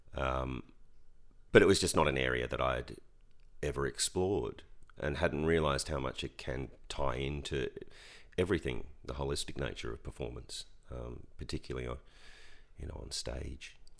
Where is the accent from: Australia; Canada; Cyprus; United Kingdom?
Australia; Ballarat, Victoria; I grew up in Ballarat.